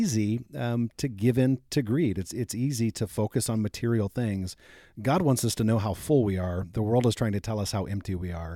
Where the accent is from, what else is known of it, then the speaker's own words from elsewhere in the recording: Fort Wayne, Indiana, United States; I grew up in Fort Wayne, Indiana, and we used to go to Glenbrook Mall.